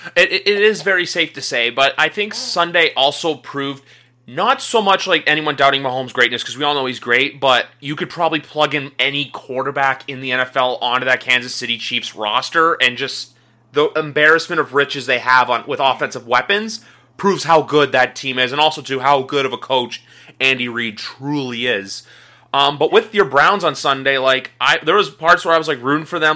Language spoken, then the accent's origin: English; Canada; you and me being two Canadian guys